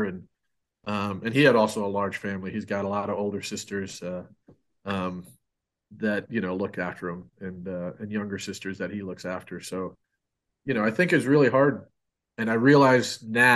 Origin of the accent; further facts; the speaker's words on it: Rensselaer, New York, United States; moved away; I grew up in Rensselaer, New York